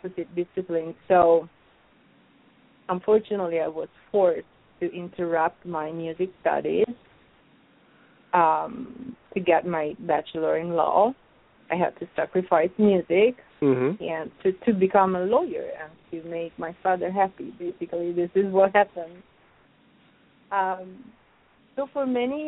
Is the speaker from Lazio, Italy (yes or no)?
yes; Rome, Lazio, Italy; English is a second language; moved away as an adult; also born or lived in Sicily / New York City; So I was born in Sicily, but I grew up in Rome. 1 week after my birth, my parents, they went back to Rome. So I consider Rome my hometown